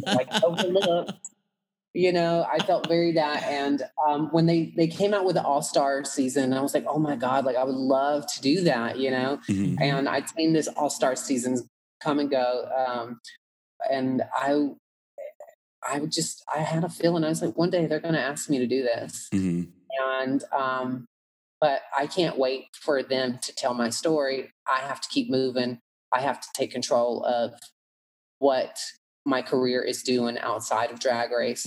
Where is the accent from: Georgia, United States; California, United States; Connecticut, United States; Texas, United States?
Georgia, United States; Atlanta; accent: country; growing up in Atlanta